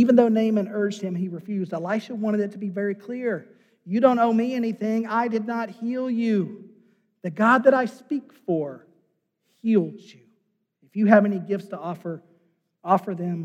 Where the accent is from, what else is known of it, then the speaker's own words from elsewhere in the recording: United States; as an American